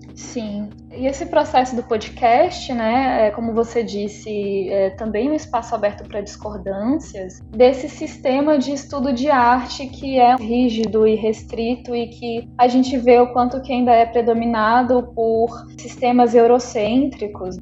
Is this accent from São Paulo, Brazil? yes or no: no; Rio de Janeiro, Brazil; also born or lived in Minas Gerais; now in São Luís, Brazil; eu sou mineira, nasci em Minas Gerais, cresci no Rio de Janeiro, estou morando em São Luís do Maranhão